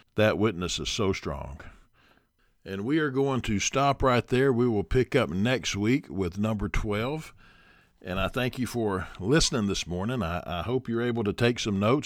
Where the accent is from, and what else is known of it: United States